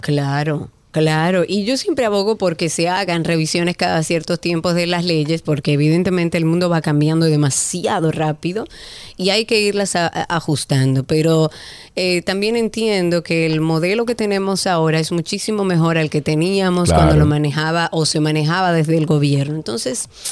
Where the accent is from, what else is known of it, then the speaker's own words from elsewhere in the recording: Dominican Republic; uno como dominicano